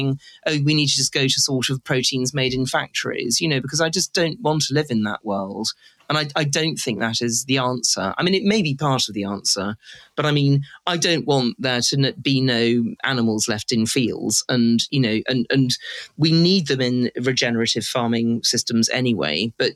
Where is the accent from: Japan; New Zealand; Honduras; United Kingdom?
United Kingdom; I'm a British girl